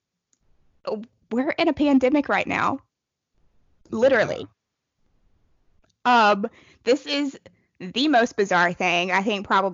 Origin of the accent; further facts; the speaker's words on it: the South, United States; I live in like a town that's literally like 30 miles from where I grew up